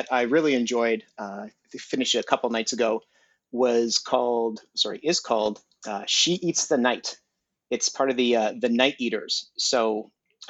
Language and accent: English; Montreal, Quebec, Canada; now in Toronto, Canada; I'm based out of Toronto. I'm originally from Montreal